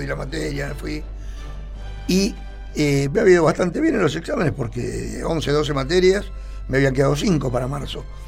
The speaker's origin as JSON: {"language": "Spanish", "town": "Mar del Plata", "region": "Buenos Aires Province", "country": "Argentina", "tie": "born or raised there", "said": "nací en Córdoba y San Lorenzo. O sea que me crié ahí."}